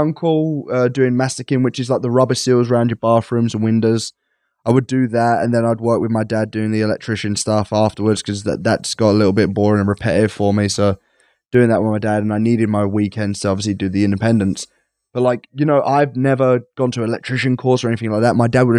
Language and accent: English; East of England, United Kingdom; I'm so English. But, I'm so Essex. That's not even English.